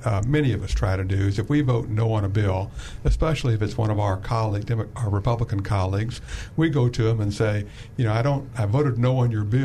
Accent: Missouri, United States; now in Arkansas, United States; I'm a Missouri guy

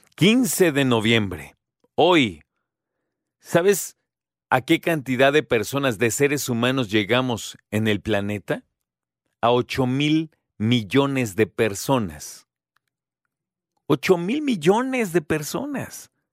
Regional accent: Mexico

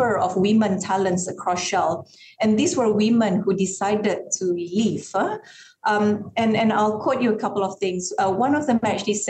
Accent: Sarawak, Malaysia; I'm very, very proud to be a Malaysian.

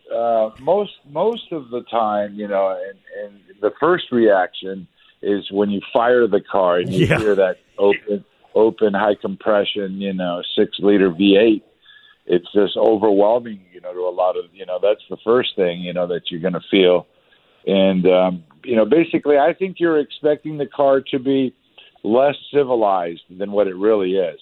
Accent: Southern California, United States; I grew up in Southern Cal

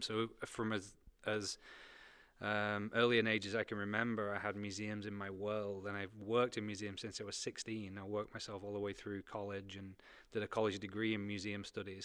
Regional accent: United Kingdom; moved away as an adult; now in United States; I came from Britain

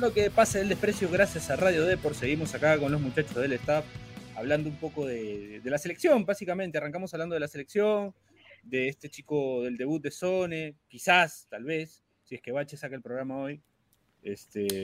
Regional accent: Peru

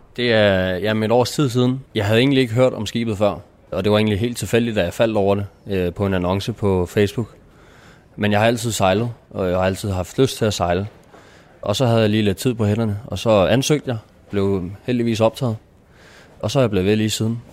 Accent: Nykøbing Falster, Zealand, Denmark; Jeg er 21. Jeg kommer fra Nykøbing Falster

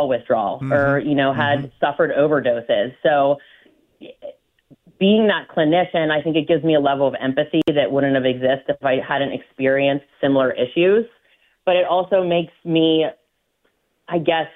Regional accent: McCandless, Pennsylvania, United States; I grew up in McCandless Township

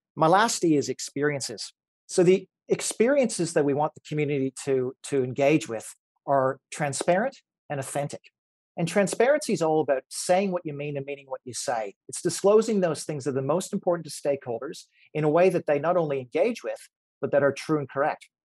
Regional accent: Canada; moved away; Back in Canada, I grew up in Canada.

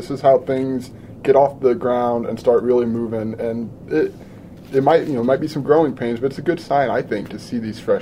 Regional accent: Peoria, Illinois, United States; I'm from Peoria.

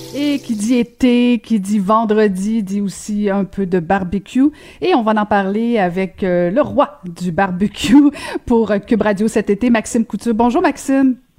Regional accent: Quebec, Canada; les Québécois

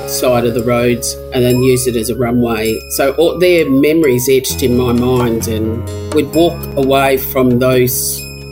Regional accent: Alice Springs, Northern Territory, Australia; I was born and raised in Alice Springs. I did all my schooling there.

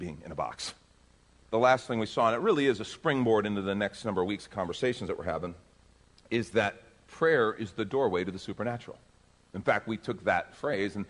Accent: Texas, United States; I'm from Texas.

